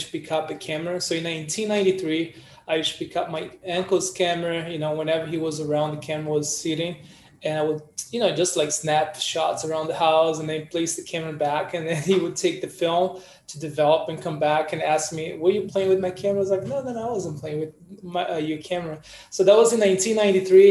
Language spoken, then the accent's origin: English; Brazil; also born or lived in New York; now in Bali, Indonesia; originally from Brazil, photographer, martial artist, or capoeirista, and born and raised in Brazil